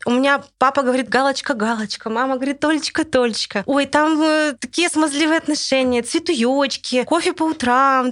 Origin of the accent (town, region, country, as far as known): Russia